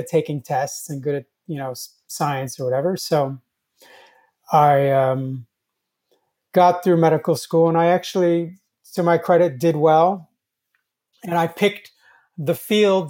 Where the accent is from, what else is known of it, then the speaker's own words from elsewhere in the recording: Turkey; moved away; I wasn't born in this country. I was born in Turkey.